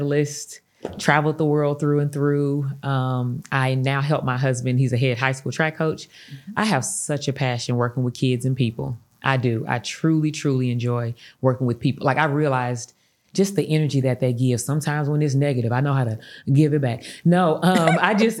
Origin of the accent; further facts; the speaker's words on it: East St. Louis, Illinois, United States; moved away as an adult; also born or lived in Los Angeles, California; I had been in East St. Louis really my whole life.